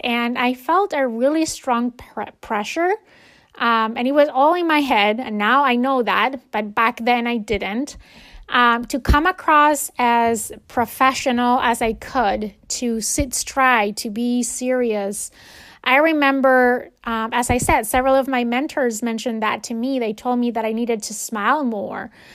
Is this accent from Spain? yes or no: yes; Spain; moved away; when I was growing up in Spain